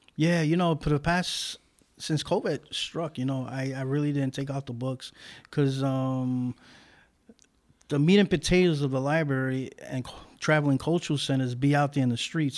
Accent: New York City, New York, United States; I was born in Brooklyn

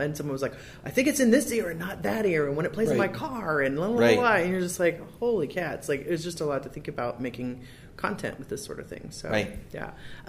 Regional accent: Michigan, United States; also born or lived in Zionsville, Indiana; now in California, United States; I'm from Michigan, and I lived in Zionsville.

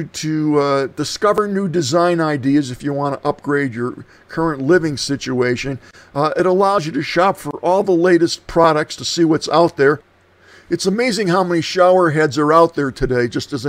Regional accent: Scranton, Pennsylvania, United States; born or raised there; now in Prescott, United States

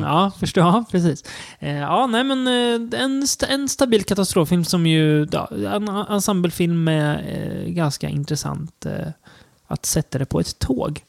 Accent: Sweden; som svensk

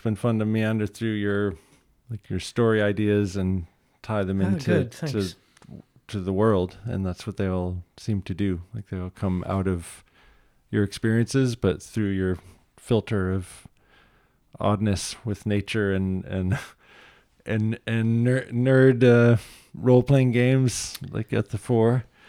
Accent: Midwest, United States; And I came from the Midwest where people put their dogs in the yard.

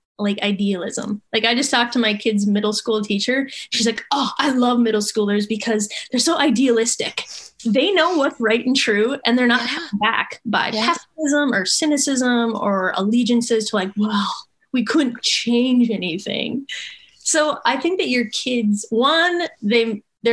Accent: Minnesota, United States; I'm from Minnesota and it's the land of the pine trees

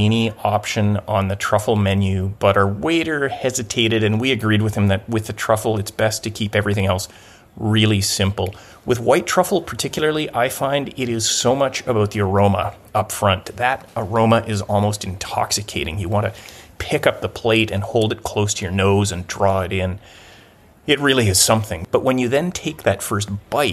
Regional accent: Gibsons, British Columbia, Canada; my hometown of Gibson's, British Columbia

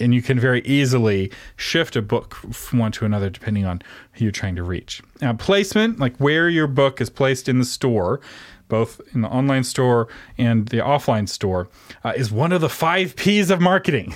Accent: Texas, United States; I'm from Texas, where we don't really have train stations

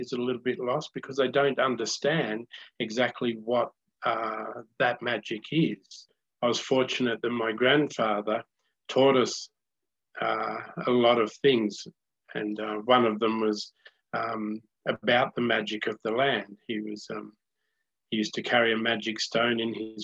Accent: Rolleston, Australia; I was born in Rolleston

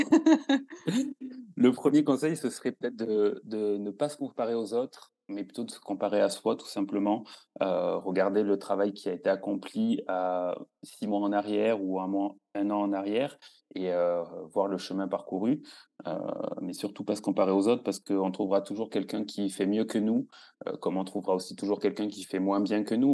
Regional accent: southern France, France; moved away as an adult; now in Switzerland; je suis originaire du sud de la France

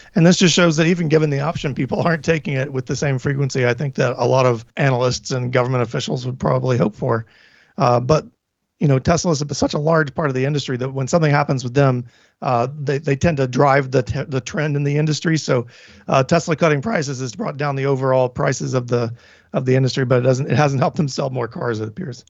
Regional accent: Tennessee, United States; moved away; I'm from Tennessee

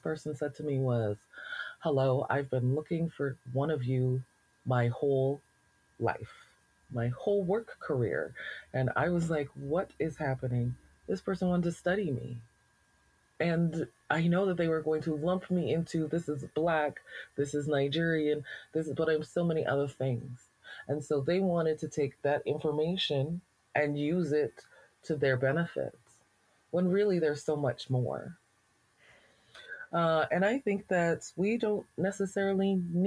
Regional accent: Alberta, Canada; being a Black person in Alberta, you know, very often we're asked this question, like, where are you from? I'm from here.

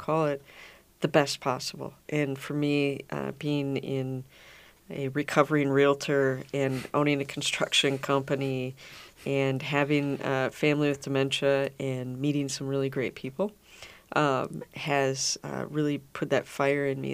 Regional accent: Minnetonka, Minnesota, United States; I grew up in Minnesota. I grew up in Minnetonka

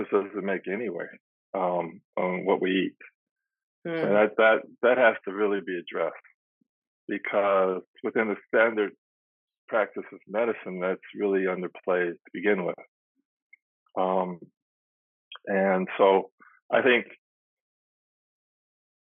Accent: United States; moved away as an adult; also born or lived in Berkeley, California / Atlanta, Georgia; now in Arusha, Tanzania; I was born in America, and I'm 65 years old now, and I went to college at Berkeley

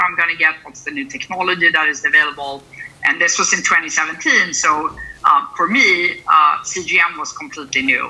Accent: Sweden; moved away as an adult; now in San Francisco, United States; I'm originally from Sweden, which is a small country in the far north, quite far from where I am today in San Francisco, California

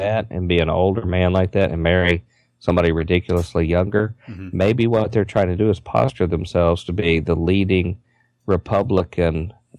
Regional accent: Kentucky, United States; moved away; I'm from Kentucky originally, okay?

